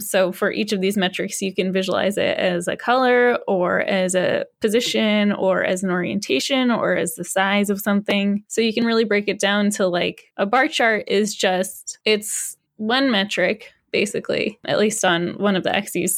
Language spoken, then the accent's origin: English; Massachusetts, United States; also born or lived in Austin, Texas; now in Rochester, United States; I grew up in Massachusetts, but I had spent five years in Austin, Texas